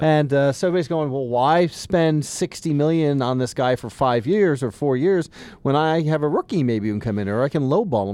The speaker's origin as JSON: {"language": "English", "region": "the South", "country": "United States", "said": "I'm from the South. I, I live down there."}